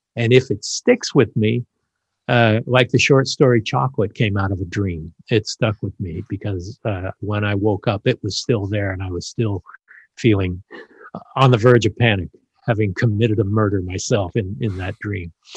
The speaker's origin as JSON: {"language": "English", "town": "Los Angeles", "region": "California", "country": "United States", "tie": "born or raised there", "said": "I grew up in the San Fernando Valley and just went to schools in the valley"}